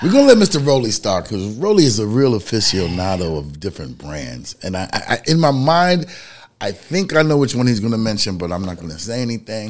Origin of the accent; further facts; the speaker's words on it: New York City, New York, United States; I'm from the city, I'm from the Bronx, New York.